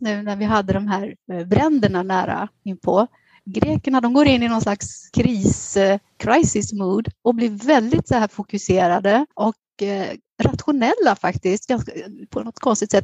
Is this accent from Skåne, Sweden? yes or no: no; Västergötland, Västra Götaland, Sweden; moved away as an adult; now in Athens, Greece; jag är född och uppvuxen i Västergötland